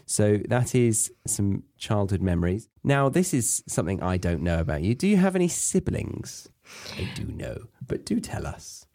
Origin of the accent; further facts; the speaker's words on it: Horsley, South East England, United Kingdom; I was born and raised in Surrey, in a village called Horsley.